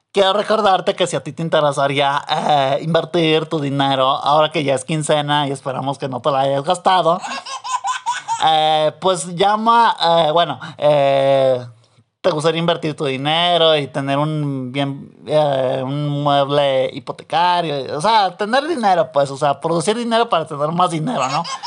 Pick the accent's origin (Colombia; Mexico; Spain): Mexico; aquí en este país, digo, ya en mi pueblo, menchitón, pues sí está medio jodido. Y aquí pues en México